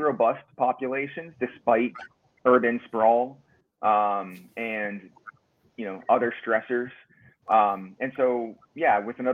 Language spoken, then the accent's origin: English; Ohio, United States; moved away; also born or lived in South Carolina; Growing up in Ohio, I lived in South Carolina for a bit as well